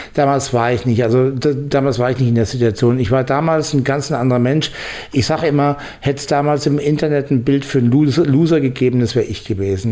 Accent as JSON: {"language": "German", "town": "Bamberg", "region": "Bavaria", "country": "Germany", "also_born_or_lived": "Ruhr area", "moved": "as an adult", "said": "ich komme eigentlich aus Bamberg, also aus, aus dem Frankenlande eigentlich"}